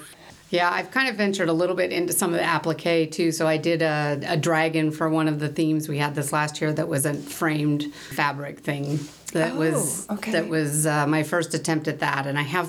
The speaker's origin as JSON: {"language": "English", "town": "Portland", "region": "Oregon", "country": "United States", "tie": "born or raised there", "also_born_or_lived": "Salt Lake City, Utah", "moved": "as an adult", "said": "I grew up in the Portland, Oregon area, actually. I'm the oldest out of 8 kids. So, yeah, good Catholic family."}